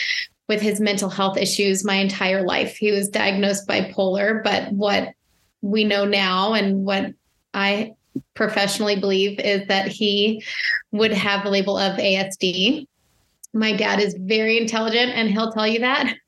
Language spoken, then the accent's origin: English; Arlington, Virginia, United States; I was born and raised in Arlington, Virginia, and I grew up in chaos